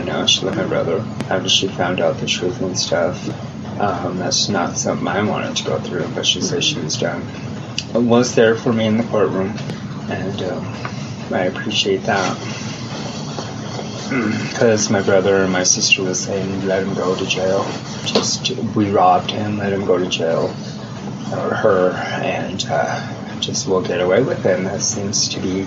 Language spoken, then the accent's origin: English; Denver, Colorado, United States; I'm from Denver, Colorado